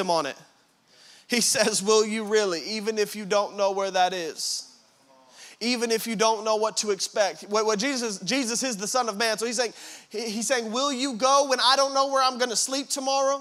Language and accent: English; Tracy, California, United States; we're from Tracy